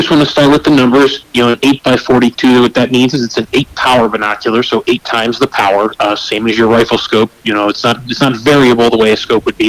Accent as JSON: {"language": "English", "country": "United States", "said": "I'm from the Chesapeake Bay area"}